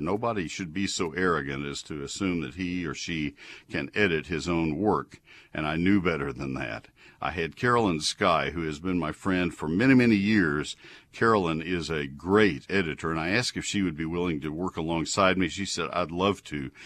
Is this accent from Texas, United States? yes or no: yes; College Station, Texas, United States; also born or lived in Ohio; I grew up in College Station